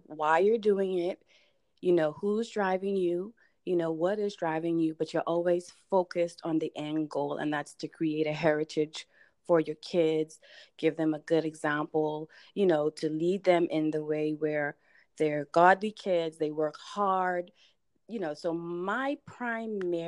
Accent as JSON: {"language": "English", "country": "Bahamas", "tie": "born or raised there", "moved": "yes", "lives_now": "United States", "said": "if you hear a little bit of an accent, that's because I hail from the Bahamas. That's my place of birth. I came to the U.S. in 2001"}